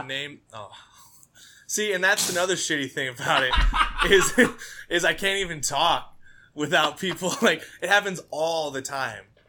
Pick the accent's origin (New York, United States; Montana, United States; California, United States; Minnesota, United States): Montana, United States; now in Minneapolis, United States; I'm originally from Montana